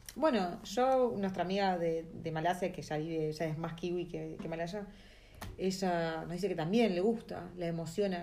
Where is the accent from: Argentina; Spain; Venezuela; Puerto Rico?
Argentina; Buenos Aires; moved away as an adult; now in New Zealand